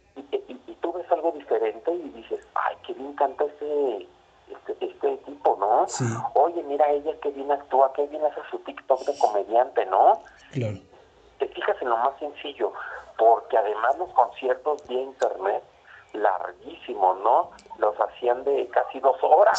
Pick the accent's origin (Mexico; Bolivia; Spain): Mexico; Torreón, Coahuila; Yo soy de Torreón, eh, Gómez Palacio Durango está pegado